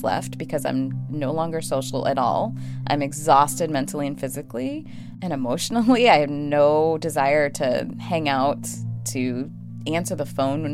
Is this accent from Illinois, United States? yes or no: yes; Chicago, Illinois, United States; moved away; I am from Chicago. I am a city girl first, through and through. Chicago is home, always will be, even though I don't live there now. I grew up in subsidized housing next